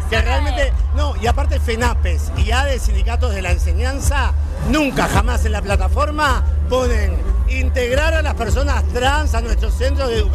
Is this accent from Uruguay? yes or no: yes; Uruguay; somos uruguayos